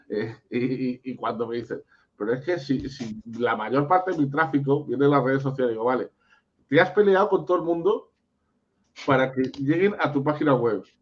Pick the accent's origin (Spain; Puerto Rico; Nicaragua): Spain; Málaga, Andalusia; es que yo soy de Málaga.